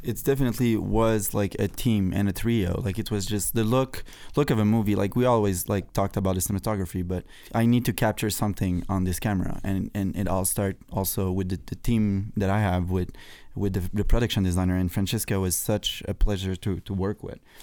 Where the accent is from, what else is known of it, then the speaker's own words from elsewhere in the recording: Canada; I was obsessed with the American flag, being Canadian